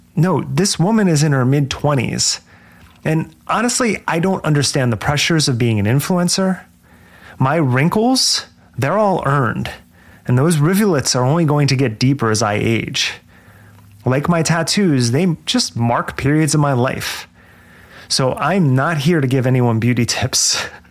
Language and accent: English; Jersey Shore, New Jersey, United States; I was born at the Jersey Shore, and yes, the town that the show was later filmed in. I grew up about an hour away